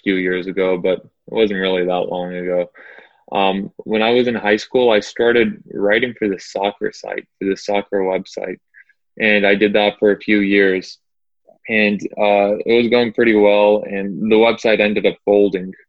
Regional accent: Atlanta, Georgia, United States; I'm from Atlanta. I am raised in Atlanta

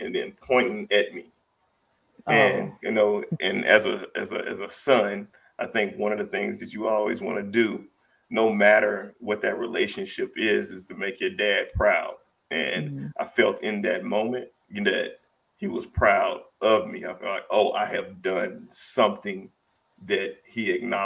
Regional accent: Brandon, Mississippi, United States; also born or lived in Jackson, Mississippi; I didn't grow up in Jackson, I grew up in Brandon

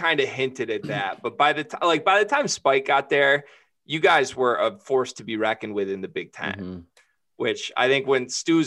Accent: Lansing, Michigan, United States; I grew up in Lansing

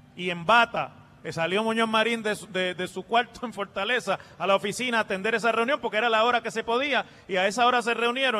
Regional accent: Mayagüez, Puerto Rico; mi pueblo de Mayagüez

